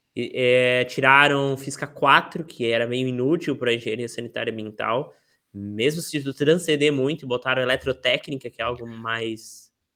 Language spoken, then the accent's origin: Portuguese; Florianópolis, Santa Catarina, Brazil; eu sou de Floripa desde que eu tinha três anos e meio